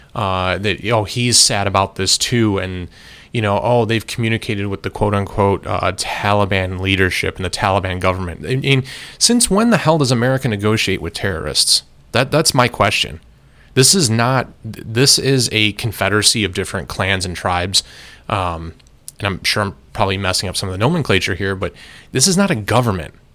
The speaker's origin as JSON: {"language": "English", "country": "United States", "said": "I am an American citizen and an American taxpayer"}